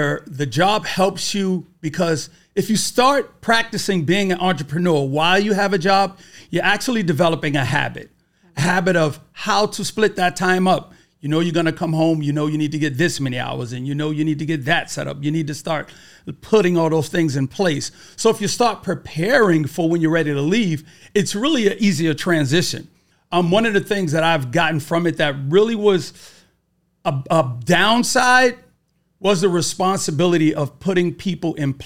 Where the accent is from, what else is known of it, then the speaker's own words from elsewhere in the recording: New York City, New York, United States; I'm from Brooklyn, New York.